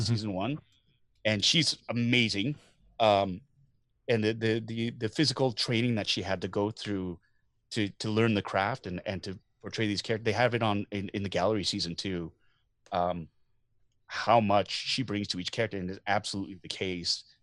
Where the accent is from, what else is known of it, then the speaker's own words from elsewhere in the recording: Canada; as a Canadian